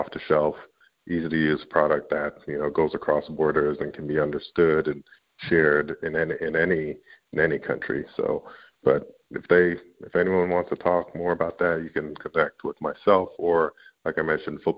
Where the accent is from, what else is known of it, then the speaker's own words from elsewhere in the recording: Canada; I'm Canadian